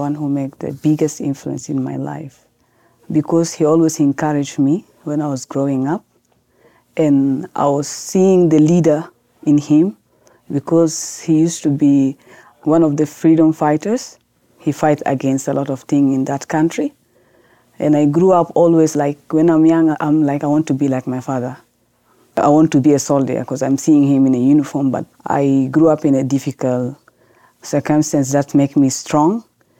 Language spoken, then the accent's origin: English; South Sudan; also born or lived in Sudan; Growing back in Sudan, because now I'm from South Sudan